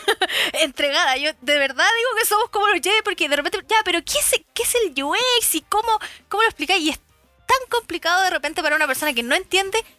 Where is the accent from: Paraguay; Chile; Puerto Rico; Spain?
Chile; acá los chilenos somos, digo somos porque soy chilena